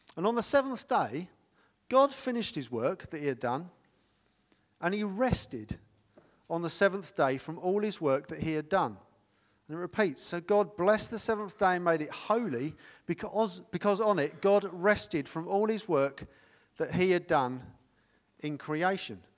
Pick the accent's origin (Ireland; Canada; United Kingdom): United Kingdom; we're British